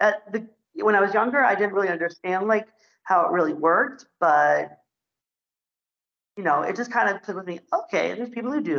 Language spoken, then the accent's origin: English; St. Louis, Missouri, United States; my home state, which is St. Louis, Missouri